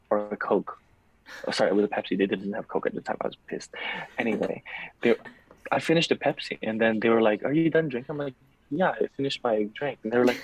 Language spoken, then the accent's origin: English; Macau; moved away as an adult; also born or lived in Philippines; now in Daytona Beach, United States; I'm from the Philippines, but I was born in Macau, next to Hong Kong, in China